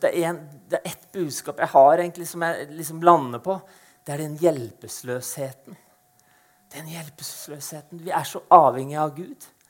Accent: Eastern Norway, Norway; moved away as an adult; now in Arendal, Norway; født og oppvokst på Østlandet

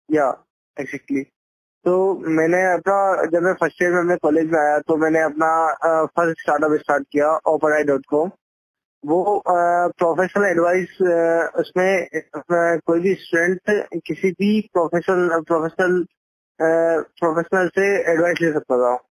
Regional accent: India; हम इंडियन लोग

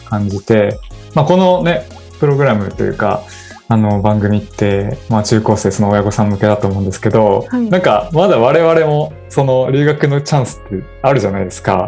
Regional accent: Kobe, Hyogo, Japan; also born or lived in Tokushima / South Korea; now in Tokyo, Japan; 地元の神戸に戻って、はい、実家からリモートワークしてた時期もあって

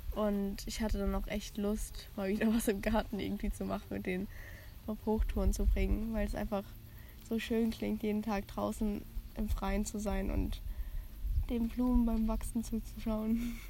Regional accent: village near Frankfurt, Hesse, Germany; das Dorf, wo ich herkomme

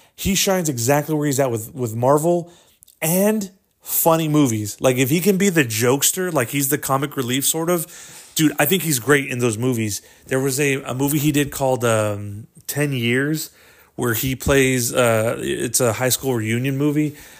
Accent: Corpus Christi, Texas, United States; we're from, uh, Corpus Christi, Texas

